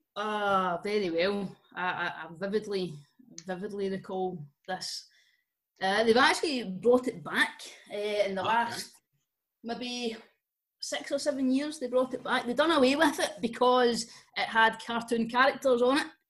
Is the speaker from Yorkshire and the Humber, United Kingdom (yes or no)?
no; Scotland, United Kingdom; we're Scottish